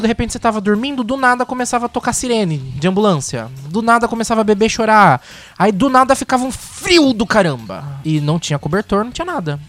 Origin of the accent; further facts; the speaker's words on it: Brazil; sou brasileiro